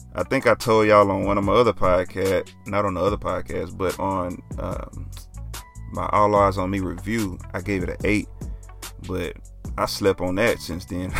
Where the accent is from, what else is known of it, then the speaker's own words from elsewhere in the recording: Dallas, Texas, United States; I'm from Oak Cliff